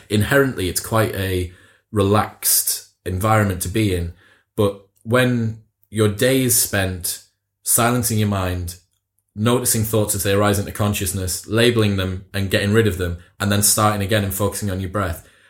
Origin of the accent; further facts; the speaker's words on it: Teesside, North East England, United Kingdom; both northern lads, like we're both from Teesside, like it's not the sort of place that I heard meditation talked about an awful lot as I grew up.